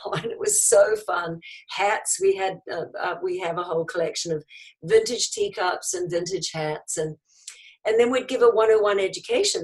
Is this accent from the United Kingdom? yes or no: no; New Zealand; now in United States; New Zealand originally.